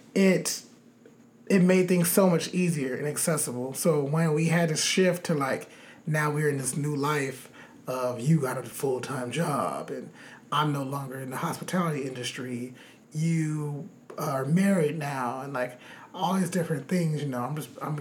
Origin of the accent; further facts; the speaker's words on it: Los Angeles, California, United States; growing up in Los Angeles